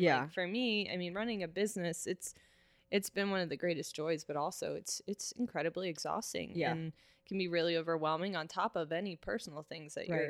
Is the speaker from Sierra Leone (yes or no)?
no; Cincinnati, Ohio, United States; also born or lived in Kent, Ohio / Traverse City, Michigan / Lexington, Kentucky; I am from Cincinnati. Okay. I grew up in North College Hill.